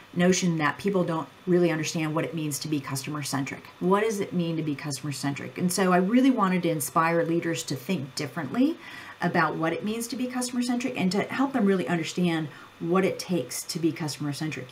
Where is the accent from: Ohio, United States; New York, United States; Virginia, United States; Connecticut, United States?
Ohio, United States; I grew up on a farm in Ohio